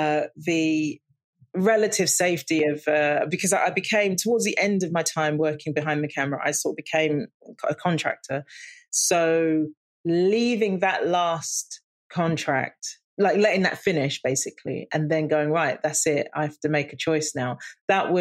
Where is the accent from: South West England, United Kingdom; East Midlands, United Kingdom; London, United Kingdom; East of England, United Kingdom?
London, United Kingdom; growing up in the East End and working class family